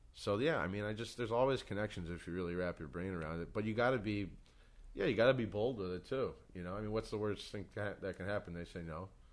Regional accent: New York, United States; growing up in New York

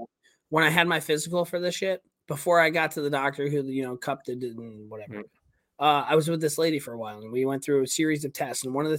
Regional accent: Charlestown, Massachusetts, United States; I'm from Charlestown, Mass, dude. Yeah, from Southie.

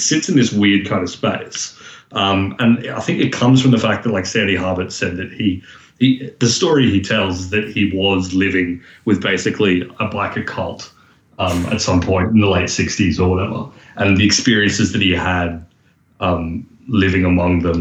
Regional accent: Australia

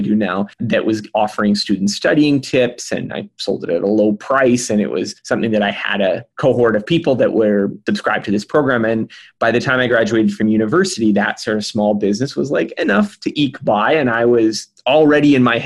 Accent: The Pas, Manitoba, Canada; moved away; in my hometown, in a small hometown, the Paw, Manitoba, which is way up north

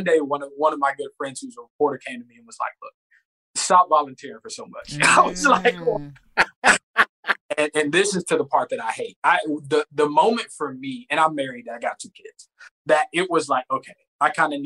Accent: the South, United States; moved away; I'm from the South

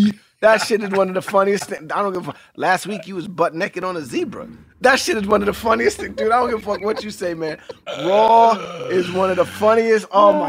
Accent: New York City, New York, United States; I grew up in New York City, 43rd and 9th Avenue. I was very close to 30 Rock.

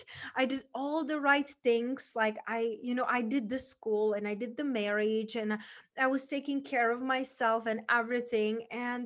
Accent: Czechia; moved away as an adult; growing up in Czech Republic

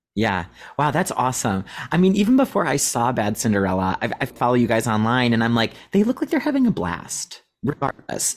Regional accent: Cleveland, Ohio, United States; We grew up in Cleveland, Ohio

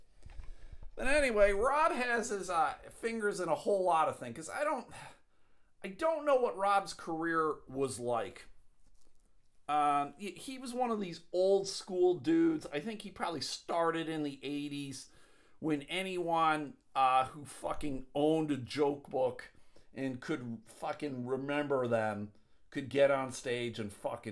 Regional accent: Buffalo, New York, United States; moved away; my hometown of Buffalo, New York.

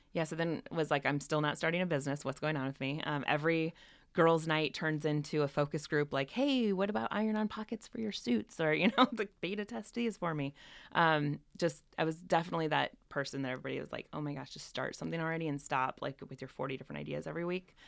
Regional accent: northern Indiana, United States; now in San Francisco Bay Area, United States; I grew up in, uh, northern Indiana, a little tiny town, thirty-six hundred people

